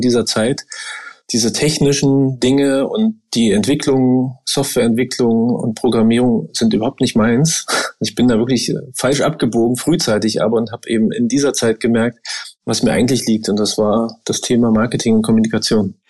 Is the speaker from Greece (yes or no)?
no; Brandenburg, Germany; moved away as an adult; now in Dresden, Germany; Ich bin ja in Brandenburg groß geworden, dort hat man 13 Jahre Schule.